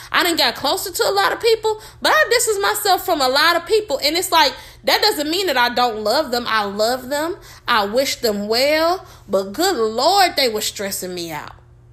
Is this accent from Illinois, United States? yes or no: no; Detroit, Michigan, United States; I'm from Michigan. You know, y'all, we from Detroit.